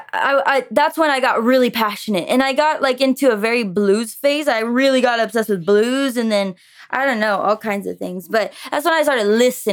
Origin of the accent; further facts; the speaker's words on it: Florida, United States; first language French; English is a second language; also born or lived in Montreal, Quebec, Canada; We moved to Florida with me and my mom, very spontaneous, when I was like, 3 or 4, I think 4